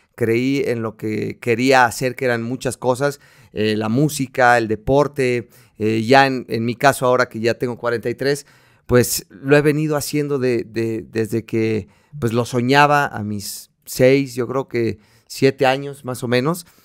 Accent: Mexico; soy mexicano, eh, amo mi país

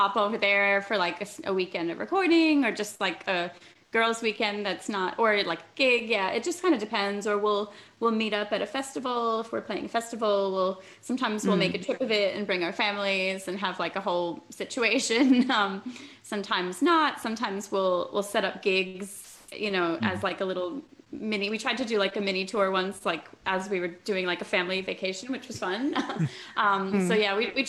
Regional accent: New York, United States; growing up in New York

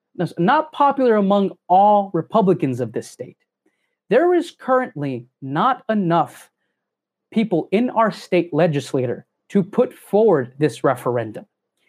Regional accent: Texas, United States; as a born and bred Texan myself

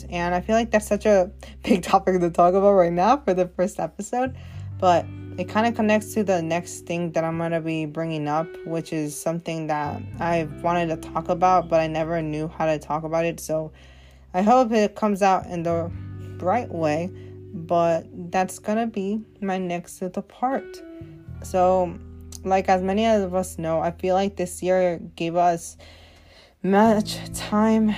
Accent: Oregon, United States; I am a Latina born and raised in Oregon, of course, but I am basically from the United States

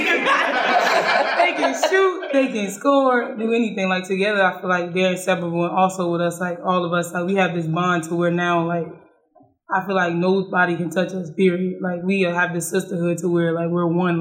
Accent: Charlotte, North Carolina, United States; I'm from Charlotte, North Carolina

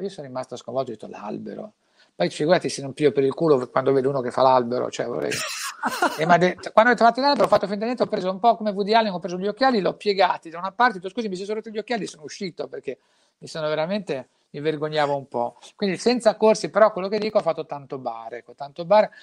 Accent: La Spezia, Liguria, Italy; vengo da Spezia, una città così triste, che l'unica cosa aperta è il bancomat

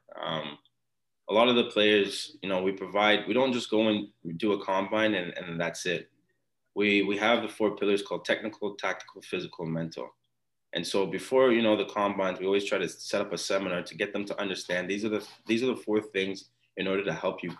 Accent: Ottawa, Ontario, Canada; first language Twi; English is a second language; also born or lived in Montreal / Ghana / England; we grew up in Ottawa

